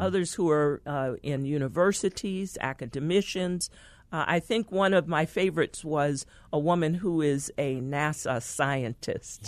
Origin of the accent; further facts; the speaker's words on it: San Francisco, California, United States; I was born in San Francisco, California